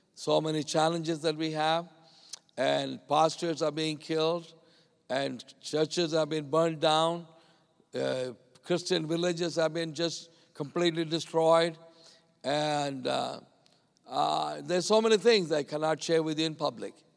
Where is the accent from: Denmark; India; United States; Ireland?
India; I came a long way from India